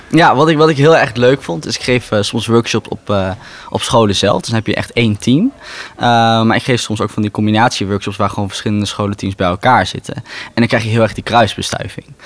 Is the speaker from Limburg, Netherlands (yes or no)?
no; Raalte, Overijssel, Netherlands; moved away as an adult; now in Rotterdam, Netherlands; Geboren en getogen in Raalte